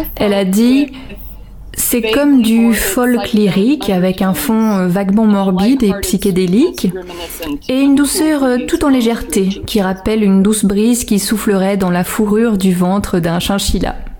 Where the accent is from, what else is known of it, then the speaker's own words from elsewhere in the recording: Silver City, New Mexico, United States; moved away; also born or lived in Portland; Moi j'ai grandi à Silver City